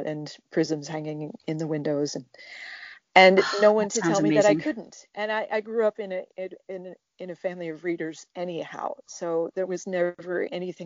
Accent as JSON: {"language": "English", "region": "Southeast Arkansas", "country": "United States", "tie": "born or raised there", "said": "I grew up in Southeast Arkansas"}